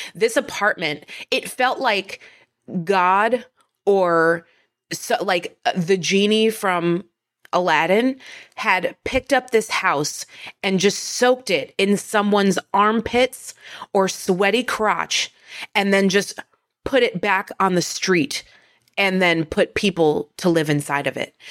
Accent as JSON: {"language": "English", "region": "northern New Jersey", "country": "United States", "tie": "born or raised there", "said": "I am from northern New Jersey"}